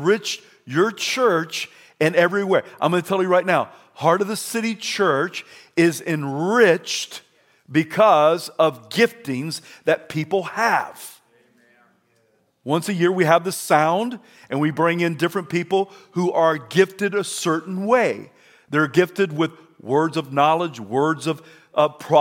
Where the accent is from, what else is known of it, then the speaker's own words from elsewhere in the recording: Idaho, United States; I'm from Idaho